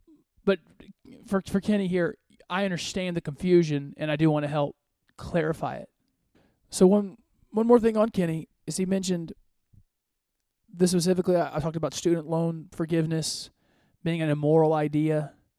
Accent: Côte d’Ivoire; born there; You know, I was born in West Africa. I was born in the Ivory Coast.

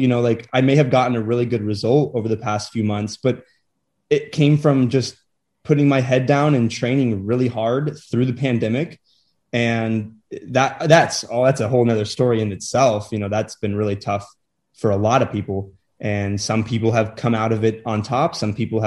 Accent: Kansas City, Missouri, United States; I came from Kansas City

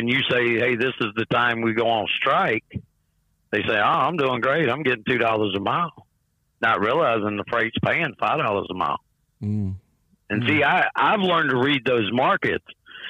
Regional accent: Columbus, Georgia, United States; also born or lived in Oklahoma City; now in Salem, United States; My stomping grounds is just right across the river, Columbus, Georgia.

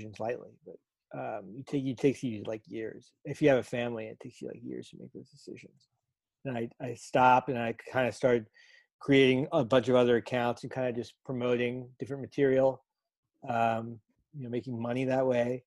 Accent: North Miami, Florida, United States; I grew up in South Florida. I grew up in North Miami

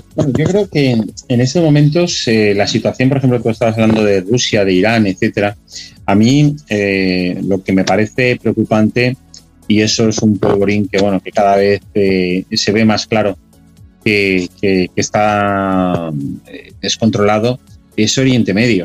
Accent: Spain; como español

